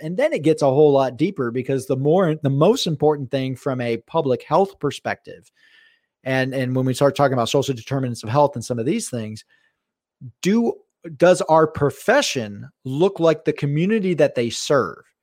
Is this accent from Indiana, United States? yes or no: no; South Florida, United States; now in Pacific Northwest, United States; I grew up in South Florida